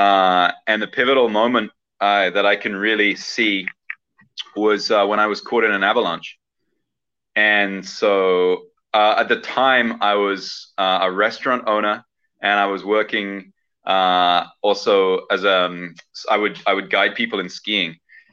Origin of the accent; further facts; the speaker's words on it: southern England, United Kingdom; So I actually grew up in the UK, in southern England, and I spent the first about 20 years of my life being educated